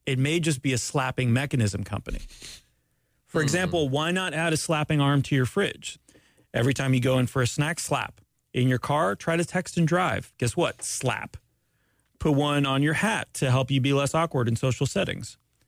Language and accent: English; Canada; I'm Canadian, by the way.